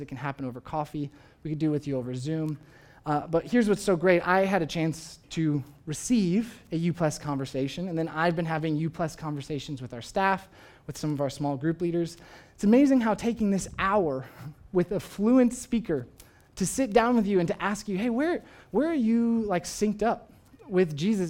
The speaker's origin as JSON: {"language": "English", "country": "United States", "said": "I, I, of course, am an American. I, I am proud of being an American. I, I love coming from this country."}